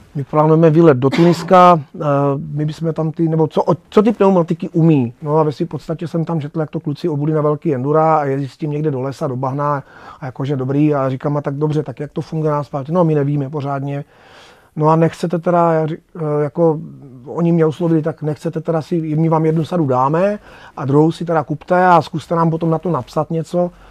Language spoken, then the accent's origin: Czech; Moravský Krumlov, South Moravian Region, Czechia; já jsem se narodil v Rakšicích, což je součást vlastně Moravského Krumlova